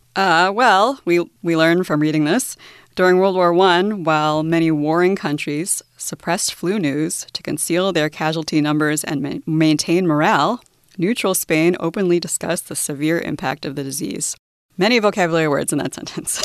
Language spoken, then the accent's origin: English; United States; now in Taiwan; I'm from the US, so my nationality is American